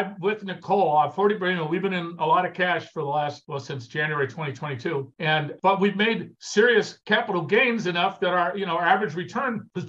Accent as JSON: {"language": "English", "region": "California", "country": "United States", "moved": "as an adult", "lives_now": "Washington, United States", "said": "I came from Southern California. I mean, every other person I know was a mortgage broker, right? In Southern California."}